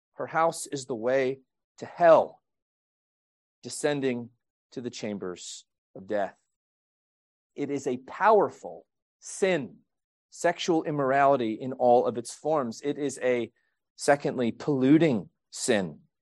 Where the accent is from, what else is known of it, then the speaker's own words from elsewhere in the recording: Quebec, Canada; moved away; I was born in Quebec, Canada.